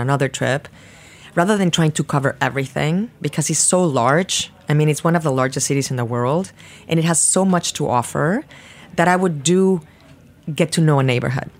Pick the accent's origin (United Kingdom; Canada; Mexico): Mexico; Mexico City; moved away as an adult; now in New York, United States; I was born in Mexico City. I grew up in Mexico City.